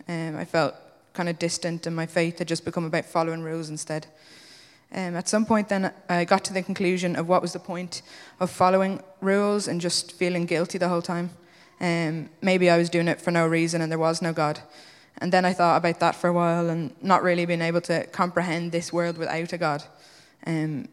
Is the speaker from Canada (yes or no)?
no; Wicklow, Leinster, Ireland; moved away as an adult; now in Dublin, Ireland; I'm from Wicklow. I grew up in an amazing Christian family.